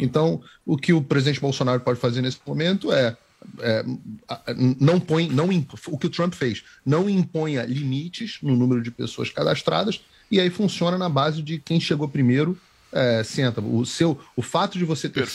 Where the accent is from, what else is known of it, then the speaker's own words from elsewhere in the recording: Rio de Janeiro, Brazil; Nascido e criado no Rio